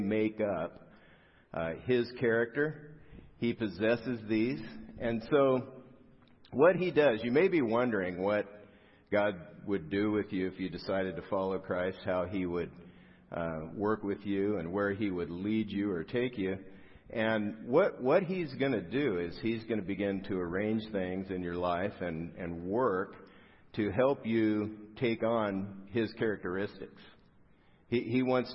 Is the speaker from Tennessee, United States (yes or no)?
no; South Gate, California, United States; I grew up in Southgate, which isn't far from here. It's down the 710 freeway